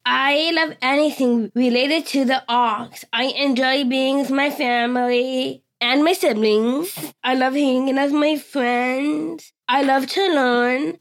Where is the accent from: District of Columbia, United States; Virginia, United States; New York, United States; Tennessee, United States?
Virginia, United States; Richmond; I was born in Richmond, Virginia